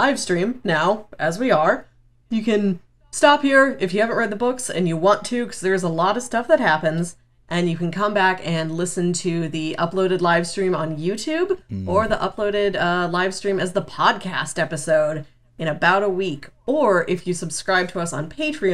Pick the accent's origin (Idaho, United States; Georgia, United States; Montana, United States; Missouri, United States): Missouri, United States